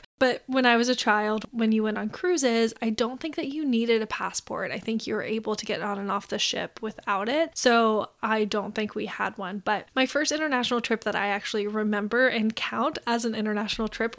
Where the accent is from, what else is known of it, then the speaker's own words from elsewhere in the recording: Memphis, Tennessee, United States; I grew up in Memphis, Tennessee, where you don't really take the bus and you don't really walk anywhere